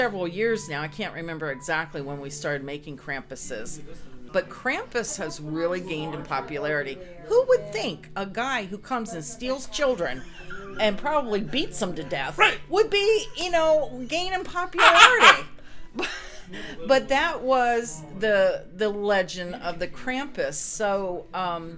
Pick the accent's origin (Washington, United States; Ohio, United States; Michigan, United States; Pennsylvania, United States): Pennsylvania, United States; State College; moved away as an adult; also born or lived in Albuquerque, New Mexico; now in Mifflinburg, United States; I grew up in State College